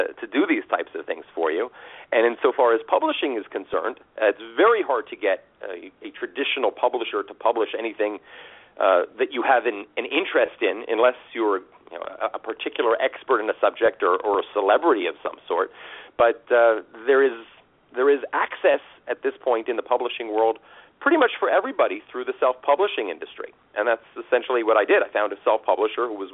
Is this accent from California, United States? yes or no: yes; Los Angeles, California, United States; moved away as an adult; also born or lived in suburb of New York City; now in New York, United States; I grew up actually in Los Angeles, and I've been on the East Coast now for about 20-something years.